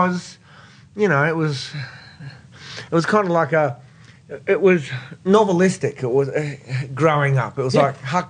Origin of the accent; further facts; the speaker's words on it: Brisbane, Queensland, Australia; moved away as an adult; also born or lived in United States / Iraq; I grew up in Capera out near Fernie Grove.